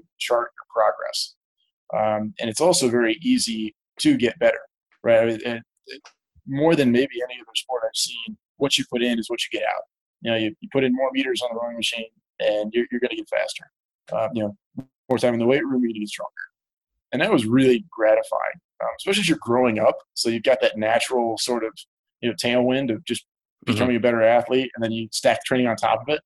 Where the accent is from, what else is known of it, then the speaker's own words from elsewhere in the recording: Columbus, Ohio, United States; also born or lived in Hartford, Connecticut; So I was born in Columbus, Ohio, 1990. Great place to grow up. When I was in, I'll say, first grade, the family actually moved to Hartford, Connecticut. And so I grew up right outside Hartford until middle school. And then we moved back to Columbus and have been here since.